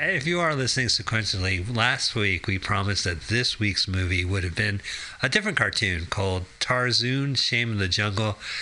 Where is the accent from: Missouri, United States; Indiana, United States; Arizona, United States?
Arizona, United States; growing up in Arizona